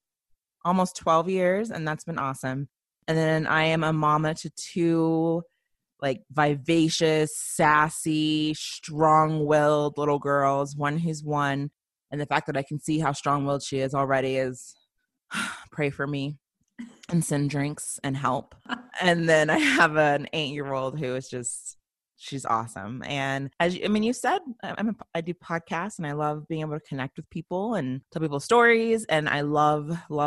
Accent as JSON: {"language": "English", "region": "Colorado", "country": "United States", "tie": "born or raised there", "also_born_or_lived": "Memphis, Tennessee", "said": "But for the most part, I really was raised, I think the latter part of my childhood was really based in Colorado."}